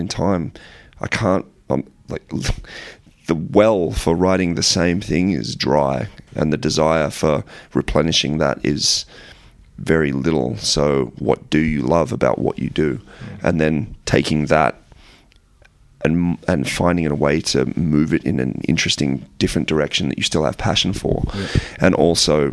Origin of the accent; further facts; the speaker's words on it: Australia; we're an Australian band